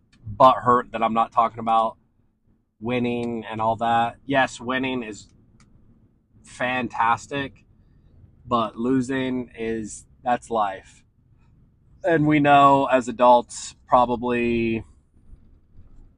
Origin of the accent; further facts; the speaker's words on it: Ohio, United States; also born or lived in Washington State; now in San Diego, United States; if I were still living back home in Ohio, I would have my kid play in every sport because that's just what you do in that environment. And that's what everyone does back in my hometown